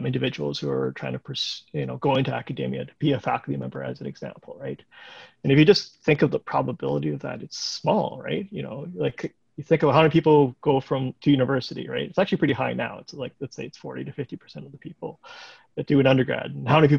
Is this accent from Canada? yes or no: yes; Waterloo, Ontario, Canada; I grew up in Waterloo